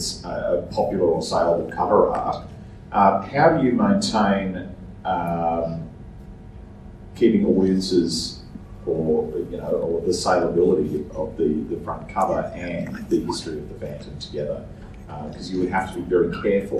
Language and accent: English; Melbourne, Victoria, Australia; I'm from Melbourne